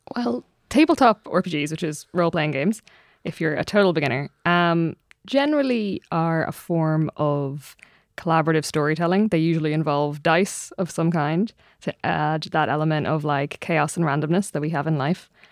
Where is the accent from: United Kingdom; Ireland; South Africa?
Ireland; as an Irish person